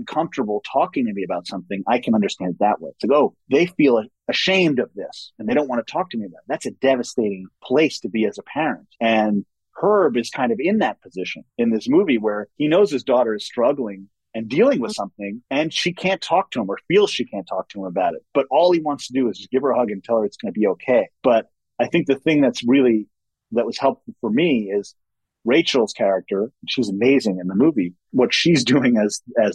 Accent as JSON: {"language": "English", "region": "New York", "country": "United States", "tie": "born or raised there", "said": "I was growing up in New York"}